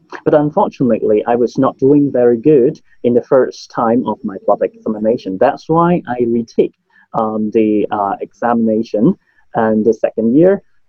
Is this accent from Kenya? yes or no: no; Hong Kong; first language Cantonese; English is a second language; my mother language is Cantonese. We can speak Cantonese, Mandarin, and also English in Hong Kong.